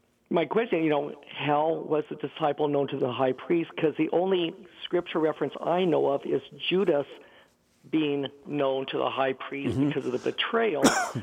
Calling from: Placentia, California, United States; Well, I'm a member of Holy Cross Melkite Church in Placentia, California.

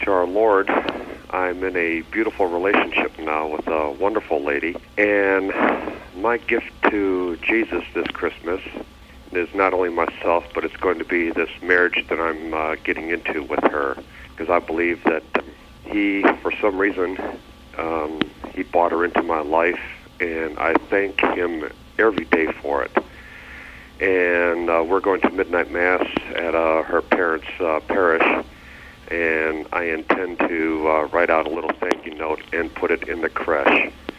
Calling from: Detroit, Michigan, United States; I'm calling from Detroit, Michigan.

